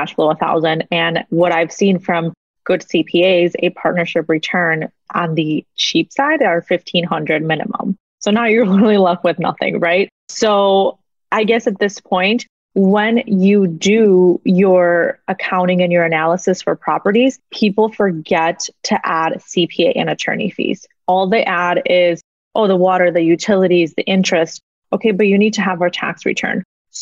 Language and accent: English; Mexico; now in United States; I was born in Mexico, born and raised in Mexico